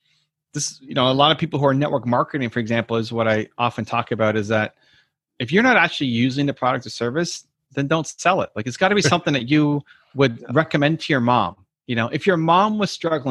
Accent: Toronto, Ontario, Canada; I'm from Toronto, Canada, and in 92-93, the Blue Jays, my hometown team, won the World Series of baseball

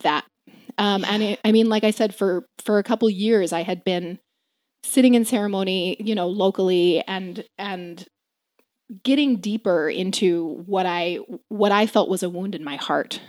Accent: Maryland, United States; also born or lived in Fargo, North Dakota; I grew up in Maryland.

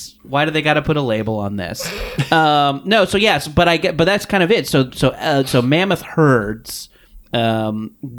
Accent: Orange County, California, United States; I grew up in Orange County, which is maybe an hour south

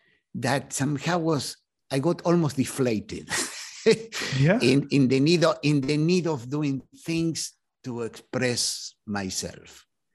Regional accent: Argentina; moved away as an adult; now in United States; In fact, when I came to the US, so I was coming from Argentina. And in Argentina, I had been in the Navy. I was an officer in the Navy.

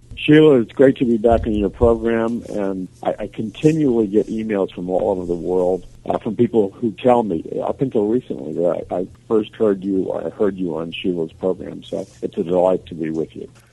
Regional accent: United States; I'm an American

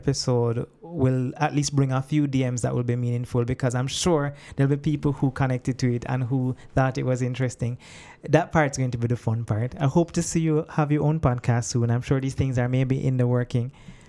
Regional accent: Jamaica; But that something is probably only missing for us because we're Jamaican

